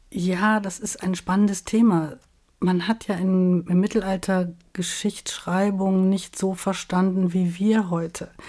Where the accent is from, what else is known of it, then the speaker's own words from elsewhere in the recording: Rhineland, Germany; also born or lived in Munich; Ich bin ja als Rheinländerin gewöhnt, mit den Leuten auch immer mal noch ins Gespräch zu kommen an der Supermarktkasse beim Bäcker. Das ist gar nicht so einfach gewesen in München.